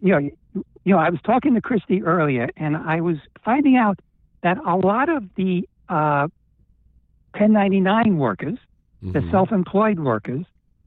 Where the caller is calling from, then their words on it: Pennsylvania, United States; calling from Pennsylvania.